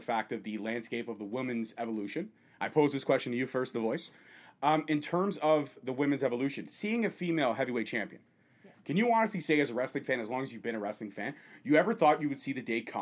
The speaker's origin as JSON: {"language": "English", "country": "Canada", "said": "We, as Canadian fans"}